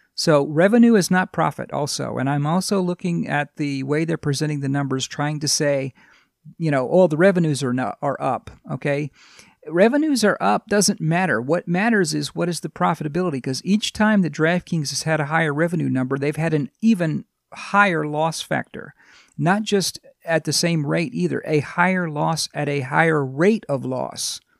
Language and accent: English; Louisiana, United States; moved away as an adult; now in California, United States; I grew up in Louisiana